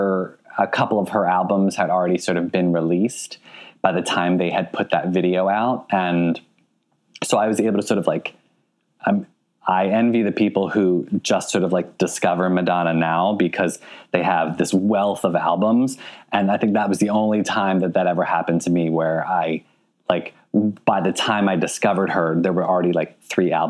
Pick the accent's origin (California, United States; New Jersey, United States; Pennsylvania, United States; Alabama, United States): Pennsylvania, United States; Philadelphia; moved away; Philadelphia. You know, it's my hometown